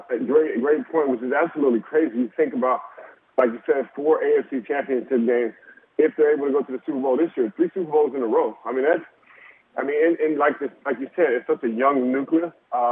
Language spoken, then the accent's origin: English; Germany; born there; My dad is a military man. 32 years, Vietnam veteran, Purple Heart, and I was born in Germany.